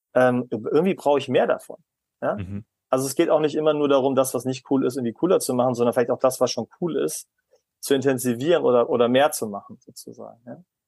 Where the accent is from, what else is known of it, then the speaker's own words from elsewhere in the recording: Germany; als Deutscher